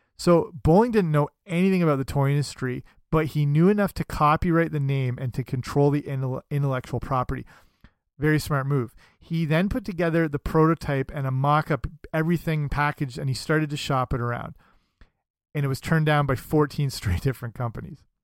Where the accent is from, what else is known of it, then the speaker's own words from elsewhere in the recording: Canada; I'm Canadian, so that makes me very proud of my homeland